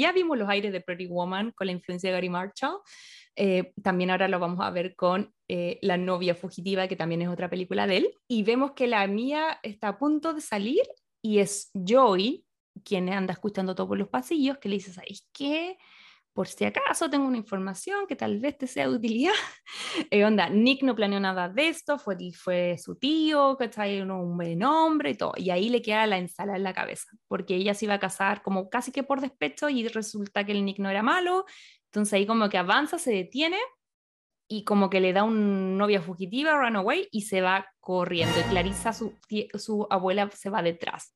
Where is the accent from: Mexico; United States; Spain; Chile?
Chile; como chilena no teníamos nada que, ver aquí en estas cosas